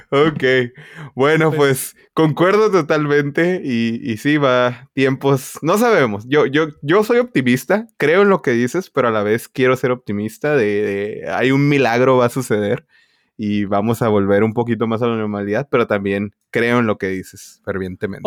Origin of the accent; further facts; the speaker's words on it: Tijuana, Baja California, Mexico; now in California, United States; como yo soy originalmente de Tijuana